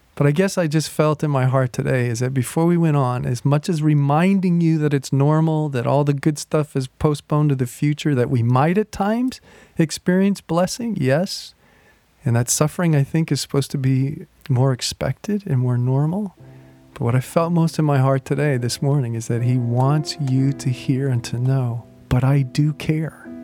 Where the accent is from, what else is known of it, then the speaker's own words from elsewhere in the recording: United States; as American Christians